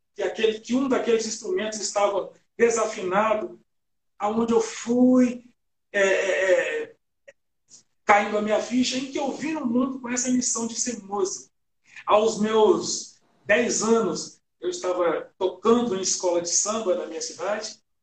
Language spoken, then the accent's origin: Portuguese; Itabirito, Minas Gerais, Brazil; moved away; eu sou mineiro, né, de uma cidade chamada Itabirito